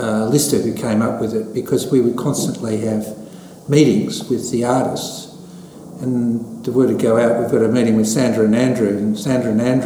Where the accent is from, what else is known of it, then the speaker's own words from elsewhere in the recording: Beaumaris, Victoria, Australia; I grew up in Beaumaris